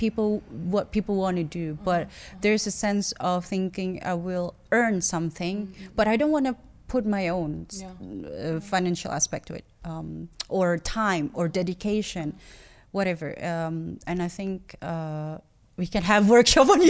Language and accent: English; Jakarta, Indonesia; I had to be in Jakarta, right? Yeah, I had to be in my hometown